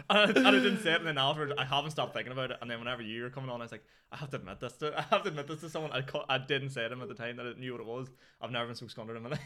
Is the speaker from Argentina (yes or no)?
no; Newry, Northern Ireland, United Kingdom; I'm from Newry.